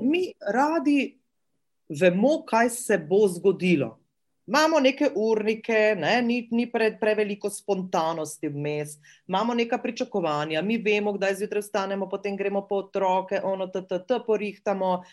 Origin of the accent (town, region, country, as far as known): Slovenia